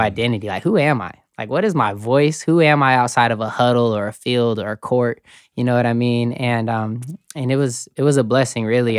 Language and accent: English; Colorado Springs, Colorado, United States; moved away as an adult; also born or lived in Kansas; I grew up in Colorado Springs